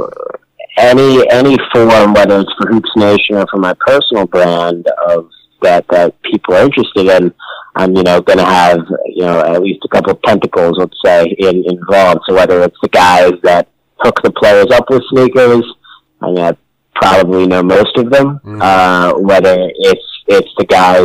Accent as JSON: {"language": "English", "region": "Connecticut", "country": "United States", "said": "I'm from Connecticut"}